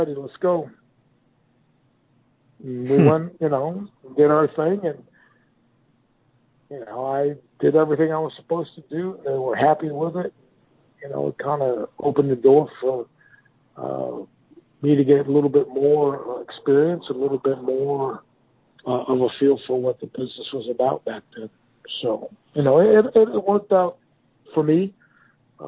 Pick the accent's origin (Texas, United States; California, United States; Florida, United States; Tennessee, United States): Florida, United States; Miami; my hometown of Miami